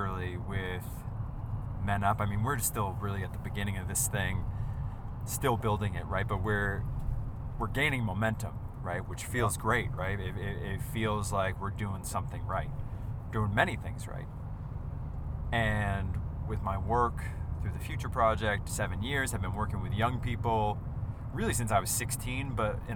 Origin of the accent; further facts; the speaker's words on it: Northeast, United States; I grew up in the Northeast.